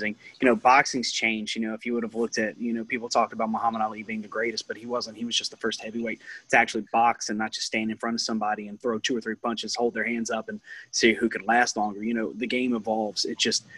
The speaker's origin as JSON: {"language": "English", "region": "Louisiana", "country": "United States", "said": "I'm from Louisiana"}